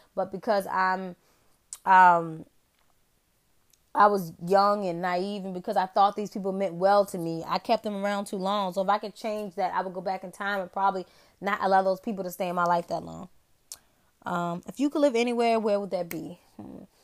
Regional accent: Virginia, United States; I'm from a small town in the state of Virginia.

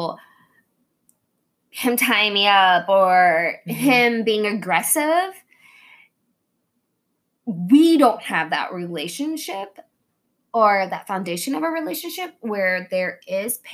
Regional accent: Tulsa, Oklahoma, United States; moved away as an adult; also born or lived in Kansas; I was from Tulsa

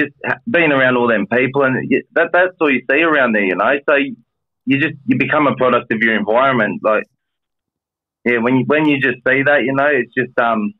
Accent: Sydney, New South Wales, Australia; I grew up in, I was born in Villawood in Sydney's West. I moved to Guildford, went to primary school in Guildford, high school in Maryland, Pendle Hill, Canley Vale.

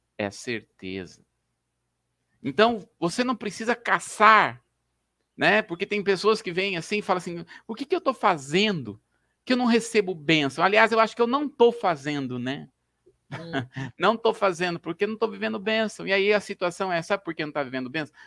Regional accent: Brazil; nós somos brasileiros, falamos português

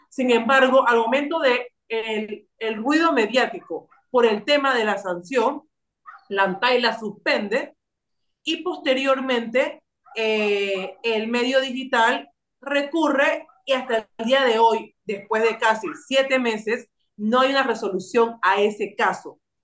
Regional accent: Panama; nosotros como panameños y panameñas tenemos una cultura de cedernos datos

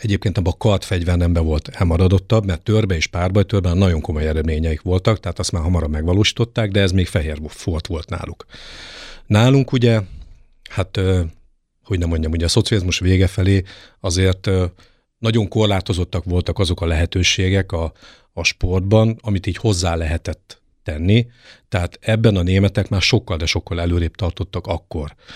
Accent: Debrecen, Hajdú-Bihar, Hungary; also born or lived in Germany / England; now in Nyíregyháza, Hungary; kilenc éves koromban úgy gondolta a nagypapa, hogy az unokatestvéremet és engem levisz a vívóterembe Fülöp Gyuszi bácsihoz, ez Debrecenben volt

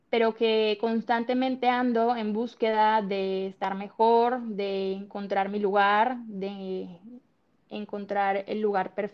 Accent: Colombia; moved away as an adult; now in Cancún, Mexico; …, … es una chica de 28 años, soy colombiana, estoy en Cancún hace ya casi 10 años, miento casi 11 años

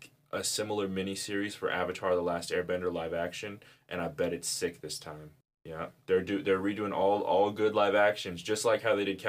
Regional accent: the South, United States; growing up in the South

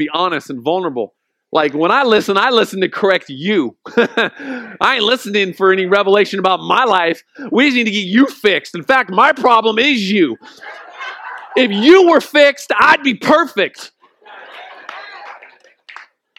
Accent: Oceanside, California, United States; We grew up in Oceanside

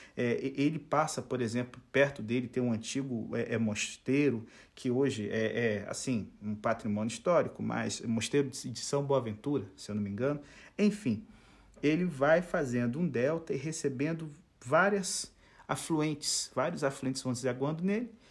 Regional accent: Itaboraí, Rio de Janeiro, Brazil; eu sou natural do Rio de Janeiro, mas assim, eu não sou carioca

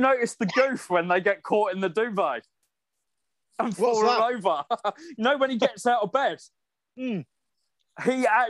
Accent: United Kingdom; I grew up just outside London. And part of my village where I lived did get hit. Luckily, it wasn't where my mum and my grandparents lived.

